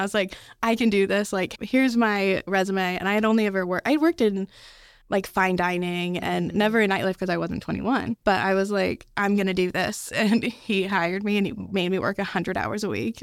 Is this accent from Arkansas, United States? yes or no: no; Las Vegas, Nevada, United States; moved away; also born or lived in Dallas; Yeah, so I actually grew up in Las Vegas. I was born and raised in Vegas.